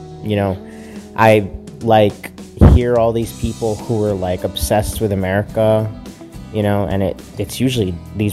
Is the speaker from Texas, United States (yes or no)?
yes; Texas, United States; I'm from Texas. I was born in Texas. I was raised in Texas